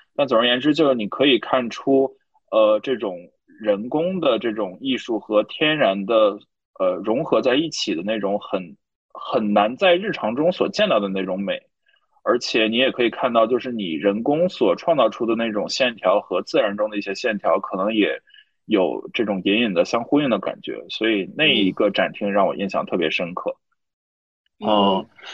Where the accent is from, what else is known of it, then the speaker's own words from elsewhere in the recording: Northeast China, China; now in Shanghai, China; 我在东北生活长大